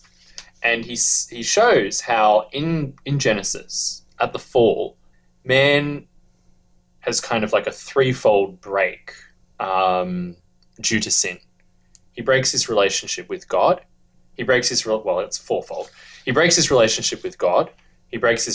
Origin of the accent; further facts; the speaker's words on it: Australia; us Australians keep pronouncing it wrong